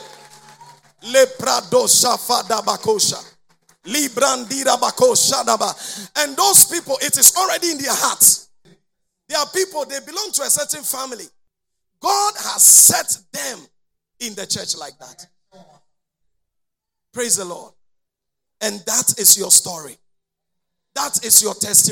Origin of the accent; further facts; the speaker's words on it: Konkonuru, Eastern Region, Ghana; I was born in Konkonuru here